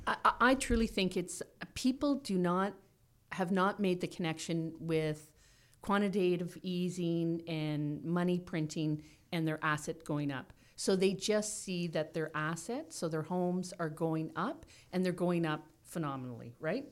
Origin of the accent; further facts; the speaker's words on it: Toronto, Ontario, Canada; also born or lived in Guelph / Owen Sound; I grew up in Toronto, and our first house was in Toronto